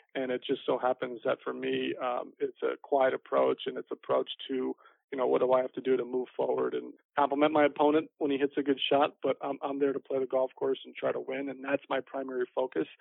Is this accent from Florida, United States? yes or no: yes; Fort Lauderdale, Florida, United States; my hometown